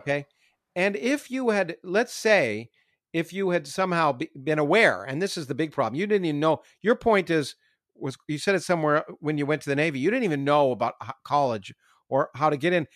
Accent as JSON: {"language": "English", "country": "Canada", "tie": "born or raised there", "moved": "yes", "said": "I grew up in Canada"}